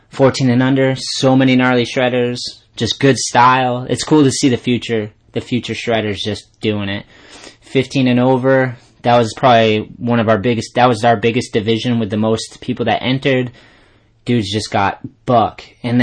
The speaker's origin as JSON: {"language": "English", "town": "Taunton", "region": "Massachusetts", "country": "United States", "tie": "born or raised there", "said": "my hometown, Taunton, Mass"}